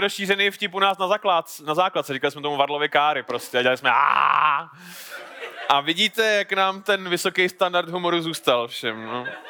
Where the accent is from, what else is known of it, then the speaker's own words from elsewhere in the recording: Horní Slavkov, Karlovy Vary Region, Czechia; já jsem z Horního Slavkova, což je městečko tady nedaleko